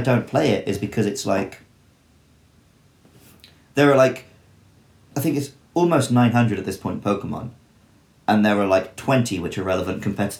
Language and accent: English; Somerset, South West England, United Kingdom; I grew up in Somerset in the UK